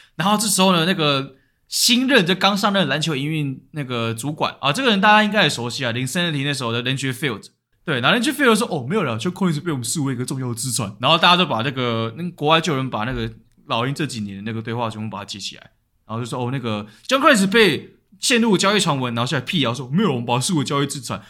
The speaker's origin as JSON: {"language": "Chinese", "country": "Taiwan", "said": "代表我台湾人"}